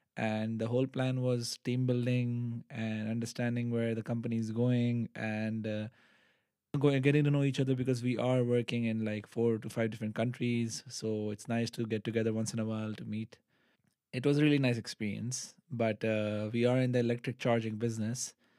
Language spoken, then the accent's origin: English; Pakistan; moved away as an adult; now in Netherlands; I am from Pakistan